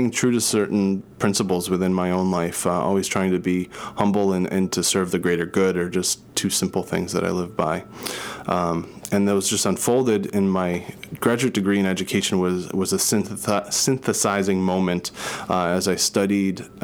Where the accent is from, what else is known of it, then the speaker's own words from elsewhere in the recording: New Jersey, United States; moved away as an adult; also born or lived in Boston; started when I was 18 and I moved from New Jersey to Boston and I was going to Boston University and studying psychology